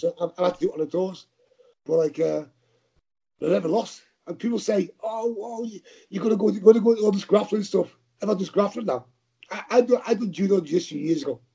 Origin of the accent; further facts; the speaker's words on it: Liverpool, North West England, United Kingdom; accent: Scouse; I talk scouts. We're not English, you know. We're scousers.